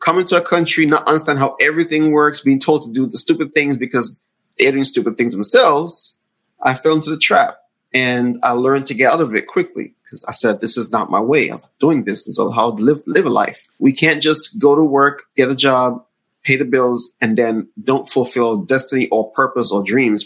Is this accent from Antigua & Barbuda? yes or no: yes; Antigua & Barbuda; moved away as an adult; now in United States; I'm from the Caribbean oh. island of Antigua. So oh. growing up in the Caribbean